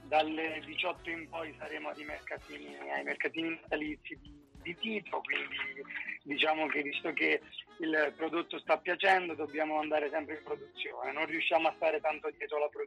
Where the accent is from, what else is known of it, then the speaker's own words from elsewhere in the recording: Basilicata, Italy; perché veniamo dalla Lucania, quindi una, una terra di lupi